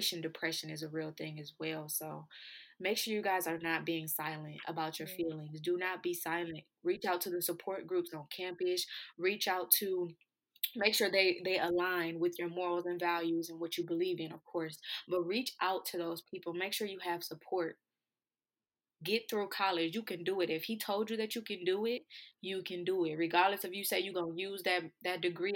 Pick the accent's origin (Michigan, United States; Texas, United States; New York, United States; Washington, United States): Michigan, United States; Flint; my hometown is Flint, Michigan